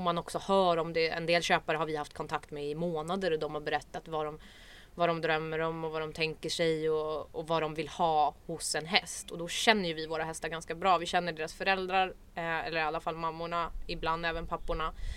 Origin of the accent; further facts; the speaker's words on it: Stockholm, Stockholm County, Sweden; jag är från Stockholm. Eh, uppvuxen i förorten